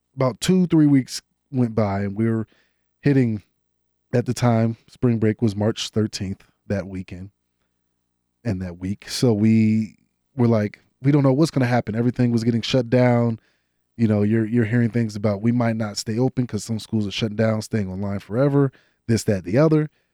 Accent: Loganville, Georgia, United States; moved away as an adult; also born or lived in Atlanta, Georgia; now in Colorado, United States; I am from Loganville, Georgia, born in the northern area of Atlanta, moved to Loganville, played in Loganville, Georgia, playing for Grayson High School

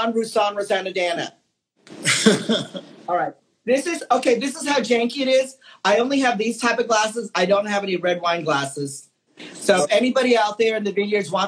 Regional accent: Philippines; I'm Filipino

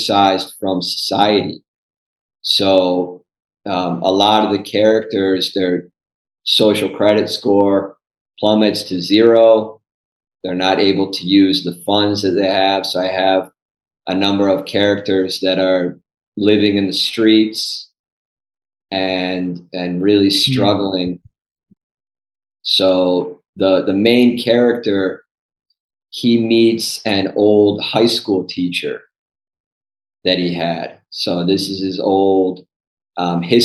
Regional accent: Cleveland, Ohio, United States; moved away as an adult; I grew up in the suburbs. So outside of Cleveland, Ohio

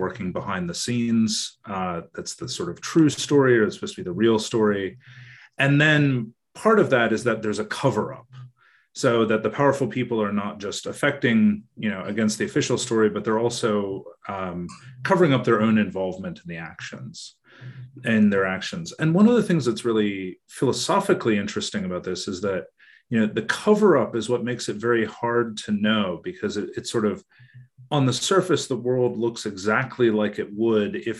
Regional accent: United States; moved away as an adult; now in Australia; I'm originally American

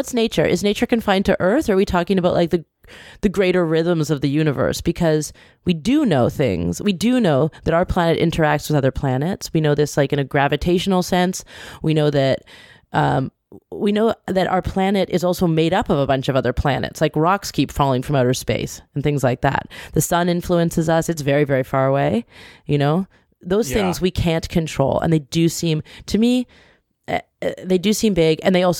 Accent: British Columbia, Canada; growing up in British Columbia with a smattering of hippies around, I feel like I was raised with the notion that we are bad in the environment.

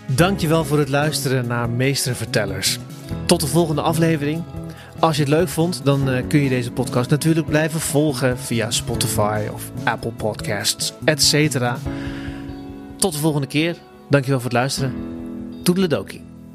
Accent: Zutphen, Gelderland, Netherlands; kwam erachter dat ik uit Zutphen kwam

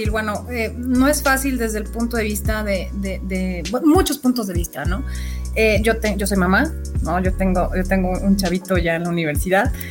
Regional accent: Sonora, Mexico; born there; also born or lived in Guadalajara; estudio en Guadalajara soy, nací en Sonora, pero pues Guadalajara se convirtió en mi ciudad putativa desde hace muchos, muchos, muchos años y me encanta y la sigo amando.

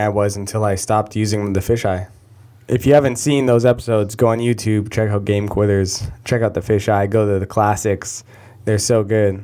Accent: Canada; I'm Canadian

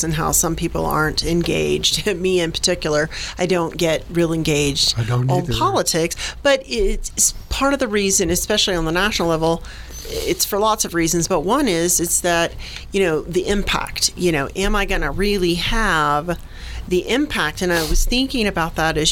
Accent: Jacksonville, Florida, United States; moved away; I'm originally a Floridian

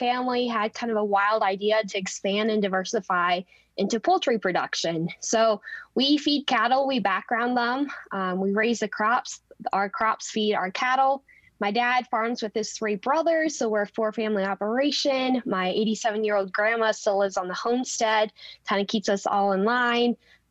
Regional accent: Wakefield, Nebraska, United States; I'm from Wakefield, Nebraska, the little teeny town in northeast Nebraska. And my family is a sixth generation farm

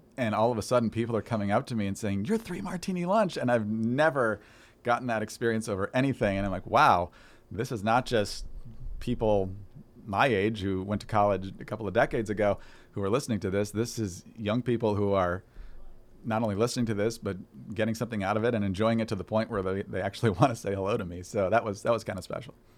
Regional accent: Upper Peninsula of Michigan, United States; when I was growing up in the Upper Peninsula of Michigan

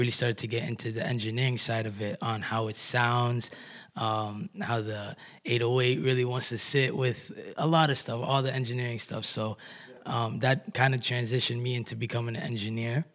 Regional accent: Kitchener, Ontario, Canada; I'm an artist from Kitchener-Waterloo.

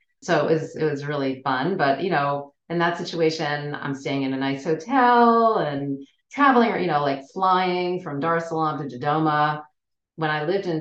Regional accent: United States; especially an American woman

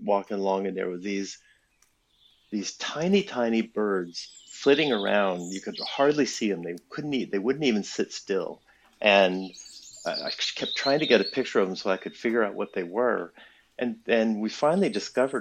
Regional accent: New England, United States; born up in New England and grew up on a 400-acre dairy farm

